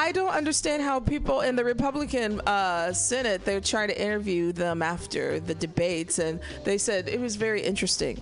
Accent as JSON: {"language": "English", "area": "Middle America", "region": "Midwest", "country": "United States", "said": "I'm from Middle America"}